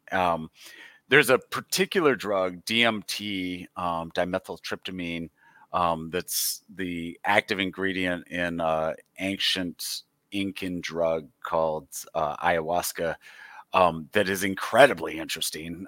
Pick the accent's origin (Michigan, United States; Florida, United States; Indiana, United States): Michigan, United States; I, uh, have lived, born and raised in Michigan, lived here